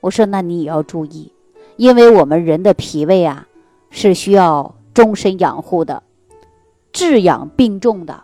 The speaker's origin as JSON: {"language": "Chinese", "region": "Northeast China", "country": "China", "tie": "born or raised there", "said": "尤其我们老家就是东北地区的人"}